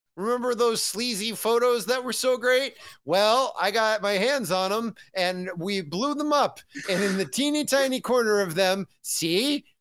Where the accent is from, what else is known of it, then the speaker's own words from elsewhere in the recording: California, United States; as a Californian